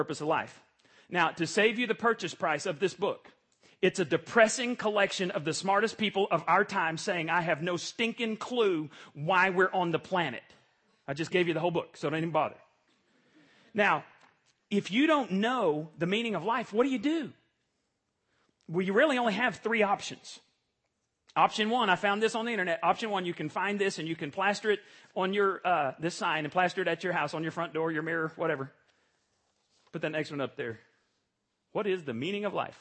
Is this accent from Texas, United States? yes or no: yes; Borger, Texas, United States; moved away; I went back to my hometown